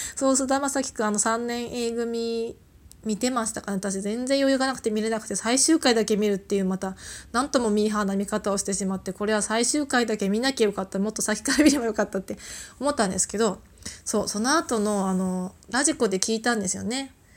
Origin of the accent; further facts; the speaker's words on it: Tohoku, Japan; moved away; 出身が東北なので